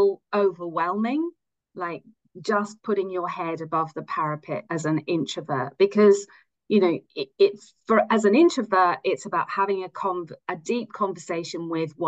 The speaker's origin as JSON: {"language": "English", "region": "England", "country": "United Kingdom", "also_born_or_lived": "United States / France", "first_language": "English", "moved": "as an adult", "lives_now": "Zurich, Switzerland", "said": "I am English"}